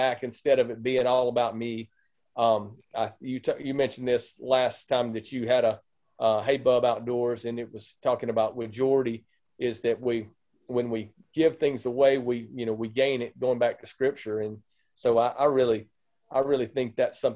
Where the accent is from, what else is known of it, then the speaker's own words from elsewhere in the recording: Mississippi, United States; moved away as an adult; now in Indiana, United States; I grew up in Mississippi, and you might hear in the accent